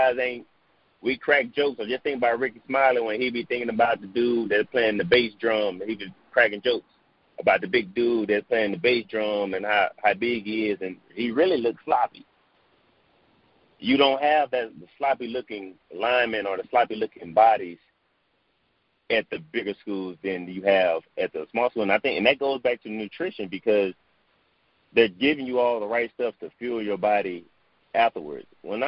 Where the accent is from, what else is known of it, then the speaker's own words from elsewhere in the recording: the South, United States; So, I'm from the South. I grew up on soul food